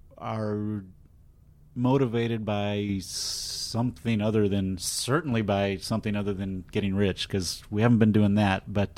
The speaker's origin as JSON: {"language": "English", "town": "Austin", "region": "Texas", "country": "United States", "tie": "born or raised there", "said": "And in Austin, my hometown, it's going to be at the AFS Cinema"}